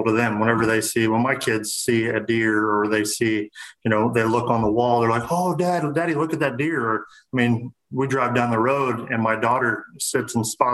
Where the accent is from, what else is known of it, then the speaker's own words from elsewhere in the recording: Central Illinois, United States; I'm from Central Illinois